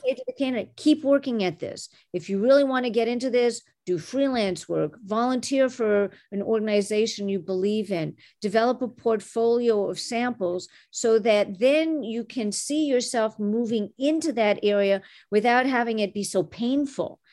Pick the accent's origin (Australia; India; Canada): Canada; Montreal, Quebec; first language French; English is a second language; now in Chicago, United States; Growing up in Canada, I was the daughter of immigrants who came from Egypt and Syria